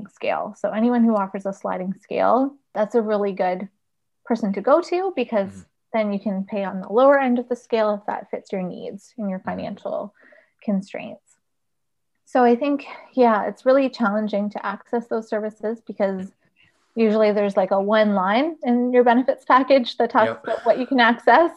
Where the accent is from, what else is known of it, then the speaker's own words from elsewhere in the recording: Paris, Ontario, Canada; I grew up in Paris